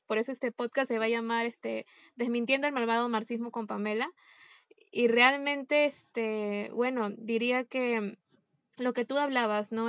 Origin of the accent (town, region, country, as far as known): Peru